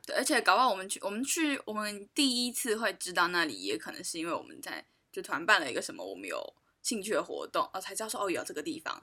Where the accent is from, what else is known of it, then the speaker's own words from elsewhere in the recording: Taiwan; 我们台湾人